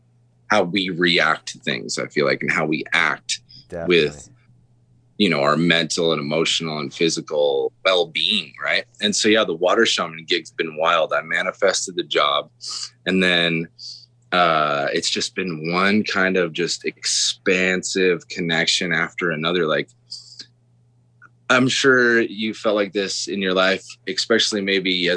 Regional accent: Taos, New Mexico, United States; also born or lived in Bozeman, Montana; now in Denver, United States; I was born in Bozeman, Montana. So, and also I was left Bozeman when I was 3 years old with my mom, and we moved to Taos, New Mexico.

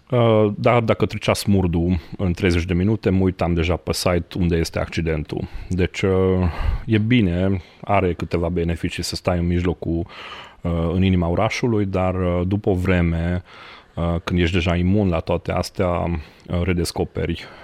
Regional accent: Cluj-Napoca, Cluj County, Romania; Romanian is a second language; moved away as an adult; now in Pietroasa, Romania; sunt clujan, jet be jet, dar m-am mutat cu pandemia asta într-un sătuc uh, micuț de lângă Cluj, uh, de lângă Turda, de fapt, uh, sus în munți, Pietroasa se numește, e la o oră de Cluj, de acolo vin

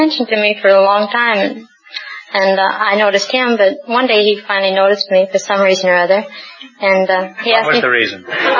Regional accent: Dubuque, Iowa, United States; I'm from the Tri-City, Dubuque, Iowa.

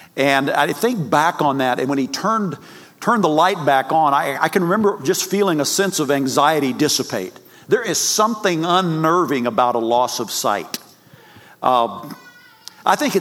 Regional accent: Texas, United States; also born or lived in Yuma, Arizona / Fort Worth, Texas; I'm from Texas.

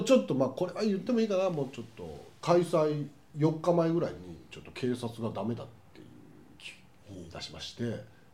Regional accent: Fukui, Japan; 福井県生まれです

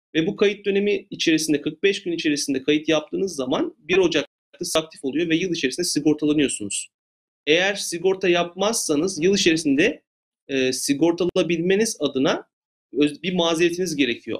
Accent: Turkey; moved away as an adult; now in Los Angeles, United States; ben de bir Türk olarak, Türkçe konuşan birisi olarak

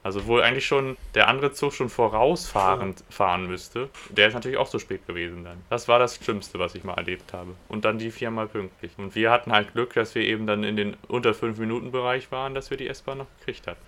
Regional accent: Braunschweig, Lower Saxony, Germany; now in Bad Oeynhausen, Germany; ich aus Braunschweig

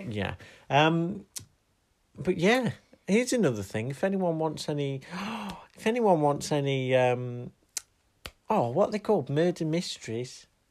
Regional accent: United Kingdom; I am British

